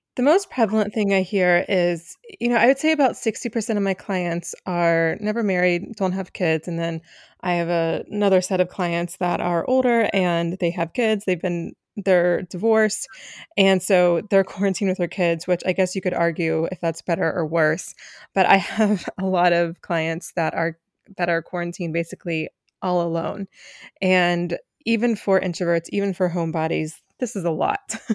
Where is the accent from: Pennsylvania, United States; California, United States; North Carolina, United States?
North Carolina, United States; Asheville; now in Philadelphia, United States; I am joining you from Asheville, North Carolina.